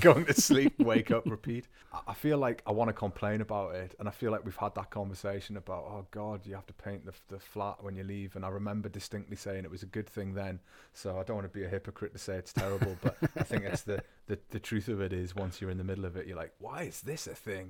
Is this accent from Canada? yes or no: no; England, United Kingdom; first language English; also born or lived in Bavaria, Germany; now in Germany; I am English. In fact, I think it's the northern genetics that does it for me.